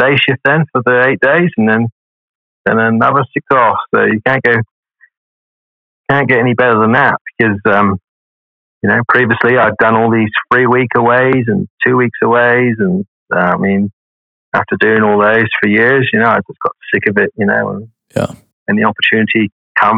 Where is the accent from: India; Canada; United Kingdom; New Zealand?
United Kingdom; England; now in Perth, Australia; I'm just from England